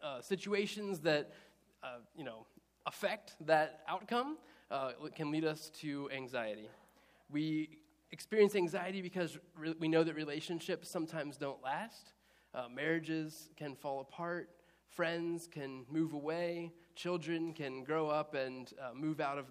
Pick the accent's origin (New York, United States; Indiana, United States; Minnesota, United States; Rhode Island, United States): Indiana, United States; moved away as an adult; also born or lived in Easton, Maryland; I grew up in Indiana